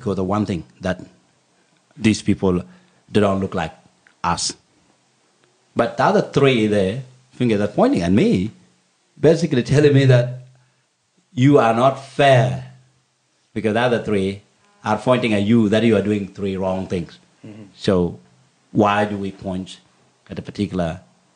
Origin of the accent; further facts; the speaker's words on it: Bor, Jonglei, South Sudan; now in Australia; When we were coming from Bor, my hometown